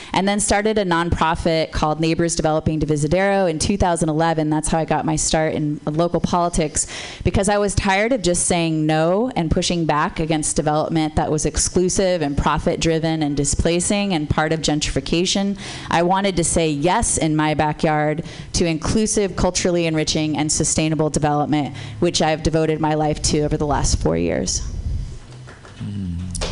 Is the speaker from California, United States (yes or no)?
yes; San Jose, California, United States; also born or lived in Berkeley, California; I was born in Berkeley, raised in San Jose.